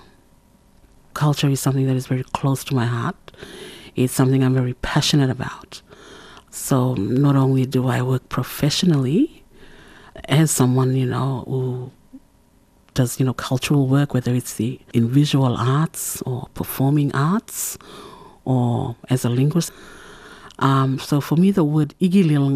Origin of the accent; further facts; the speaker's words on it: Saibai Island, Torres Strait, Queensland, Australia; first language Kala Kawaw Ya; English is a second language; now in Bamaga, Australia; I belong to the Sui Baidam clan of Saibai Island, and I live in Bamaga, in the very northern tip of Queensland